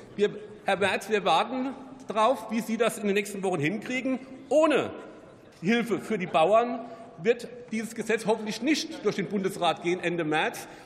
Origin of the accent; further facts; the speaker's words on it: Rhineland-Palatinate, Germany; Ich komme aus Rheinland-Pfalz